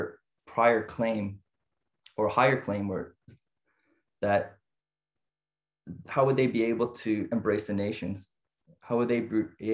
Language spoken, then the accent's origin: English; Niagara Falls, Ontario, Canada; so I grew up in Canada, and specifically in Niagara Falls, Ontario